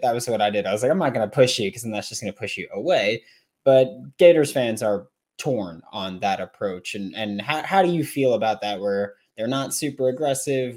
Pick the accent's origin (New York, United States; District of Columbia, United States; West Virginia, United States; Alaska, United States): New York, United States; I'm from New York